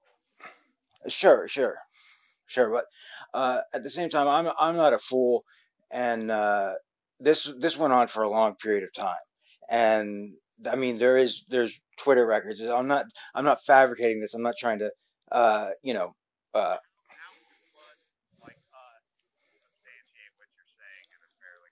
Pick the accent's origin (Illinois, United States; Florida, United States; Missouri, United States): Florida, United States; South; I was born and raised in South Florida